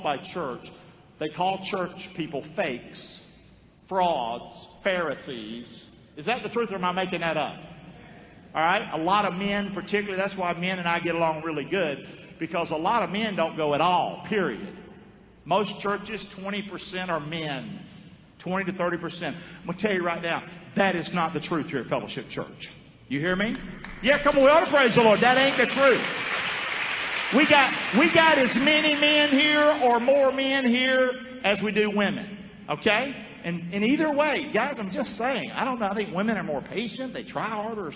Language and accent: English; Rockingham, North Carolina, United States; I'm from Rockingham, North Carolina. I came from a broken family.